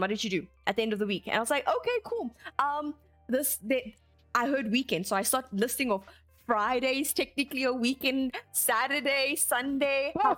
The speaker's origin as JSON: {"language": "English", "country": "South Africa", "said": "as South Africans"}